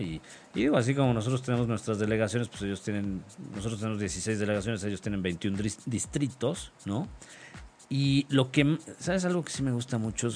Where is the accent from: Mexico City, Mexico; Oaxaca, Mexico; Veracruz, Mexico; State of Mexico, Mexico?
Mexico City, Mexico; de niño, cuando aquí en el DF, en la Ciudad de México